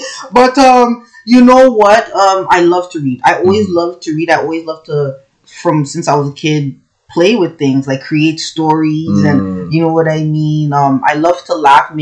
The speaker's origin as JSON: {"language": "English", "town": "Toronto", "region": "Ontario", "country": "Canada", "tie": "born or raised there"}